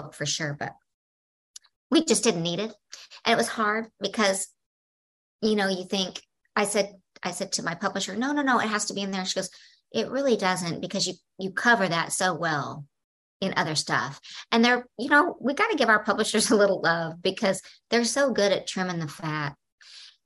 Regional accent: the South, United States; I come from the South

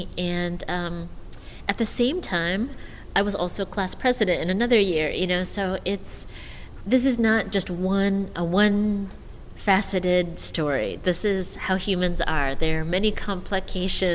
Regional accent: United States; I was born in the States

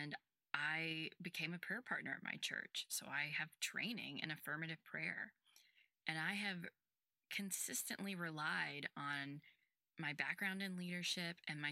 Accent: Houston, Texas, United States; I was born and raised in Houston, Texas

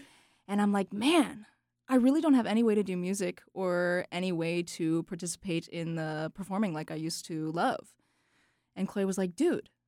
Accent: Charlotte, North Carolina, United States; I am hailing from Charlotte.

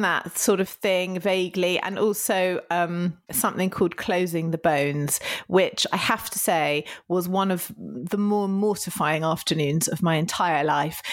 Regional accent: United Kingdom; a lot of my particular apologising is down to being British.

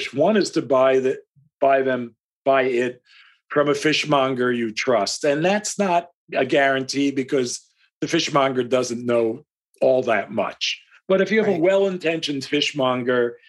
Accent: United States

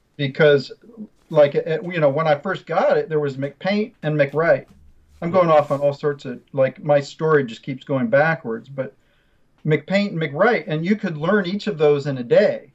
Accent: Chapel Hill, North Carolina, United States; moved away; I grew up in Chapel Hill. My dad was a computer science professor at UNC

